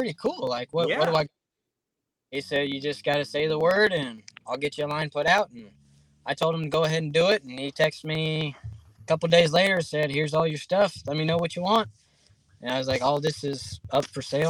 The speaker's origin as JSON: {"language": "English", "region": "Kansas", "country": "United States", "tie": "born or raised there", "moved": "yes", "said": "I grew up in Kansas, so I dealt with a lot of cold winters."}